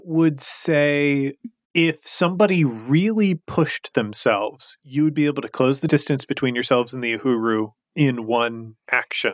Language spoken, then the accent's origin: English; Chicago, Illinois, United States; my hometown of Chicago, Illinois